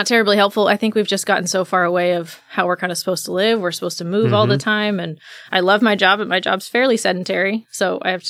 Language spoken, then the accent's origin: English; Lakenheath, East of England, United Kingdom; my family, I was born and raised in England. So we were only on two bases. The first one I was born at closed after about a year. And then we moved to RAF Lakenheath. And I was there pretty much my entire life.